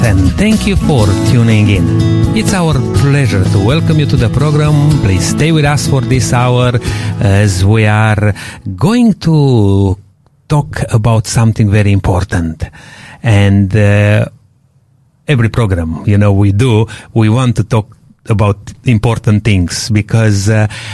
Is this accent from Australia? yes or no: no; Romania; moved away; Romanians, they speak a Latin language